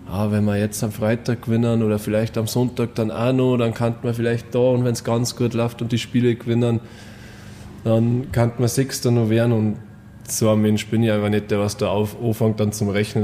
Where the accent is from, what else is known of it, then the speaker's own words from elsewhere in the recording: Bad Tölz, Bavaria, Germany; ich komme aus Bad Tölz